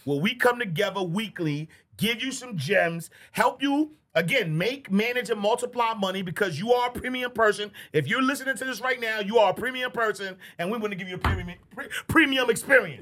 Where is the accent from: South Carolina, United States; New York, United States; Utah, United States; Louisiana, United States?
New York, United States; New York City; I'm from Harlem